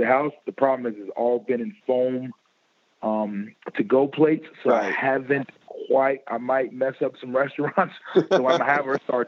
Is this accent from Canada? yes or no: no; Chicago, Illinois, United States; moved away as an adult; I was from Chicago